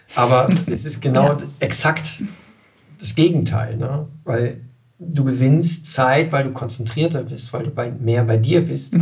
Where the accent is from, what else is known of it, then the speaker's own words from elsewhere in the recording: Germany; als Deutscher